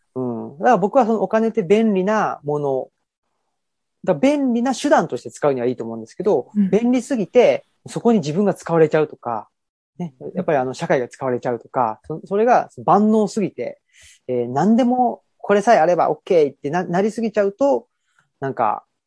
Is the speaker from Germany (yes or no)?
no; Urawa, Saitama, Japan; 僕は出身が浦和なので